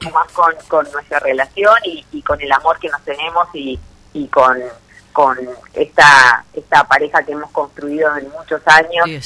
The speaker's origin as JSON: {"language": "Spanish", "region": "Chaco", "country": "Argentina", "tie": "born or raised there", "said": "yo eh, nací en el Chaco"}